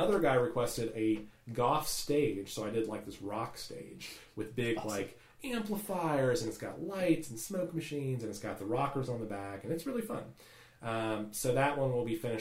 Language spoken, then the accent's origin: English; United States; I'm about as American as they come